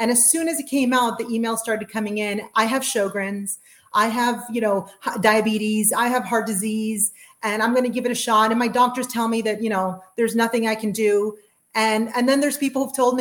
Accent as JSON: {"language": "English", "country": "Chile", "tie": "born or raised there", "also_born_or_lived": "South America", "moved": "yes", "lives_now": "United States", "said": "I'm from Chile"}